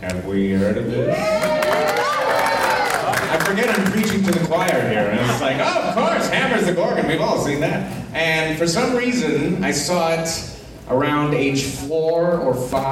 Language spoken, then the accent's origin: English; South Texas, United States; I'm from South Texas.